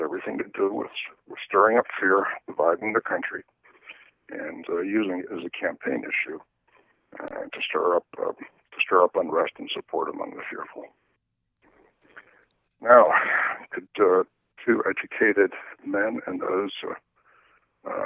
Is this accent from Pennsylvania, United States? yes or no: yes; Johnstown, Pennsylvania, United States; moved away; Johnstown, Pennsylvania, my hometown